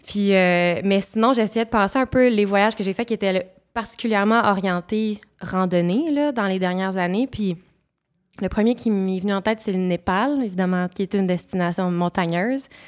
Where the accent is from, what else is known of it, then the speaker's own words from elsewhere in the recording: Montreal, Quebec, Canada; Je suis née à Montréal, je suis une urbaine euh, dans toute euh, ma, ma, ma, constitution